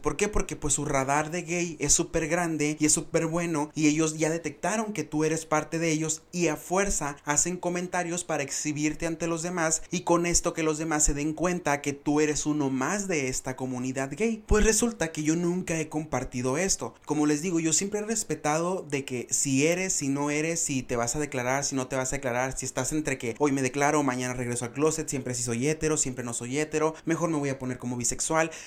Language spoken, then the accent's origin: Spanish; Benjamín Hill, Sonora, Mexico; tengo público en mi pueblo, orgullosamente ferrocarrilero